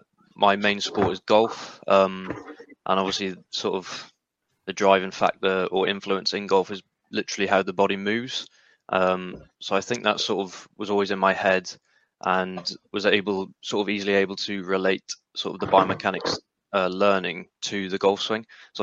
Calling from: Wales, United Kingdom; Yeah, not too far from Sam, actually. Mid Wales as well.

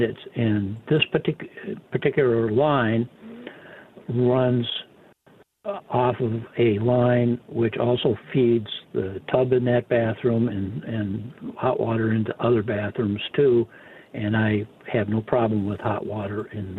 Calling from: Minnesota, United States; Actually, I'm calling you from Minnesota. I have a home in Tucson.

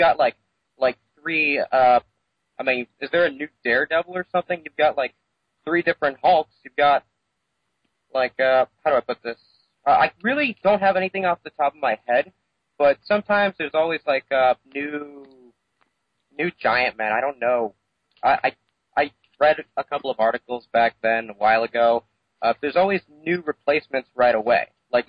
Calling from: South Florida, United States; I'm calling from Florida, South Florida.

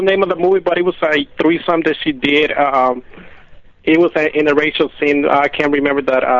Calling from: Bell, California, United States; I'm calling from Bell, California.

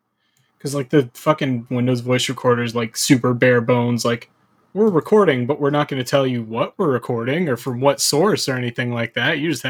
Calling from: Toronto, Ontario, Canada; I'm going to be hosting this week. I'm coming from Toronto, Ontario

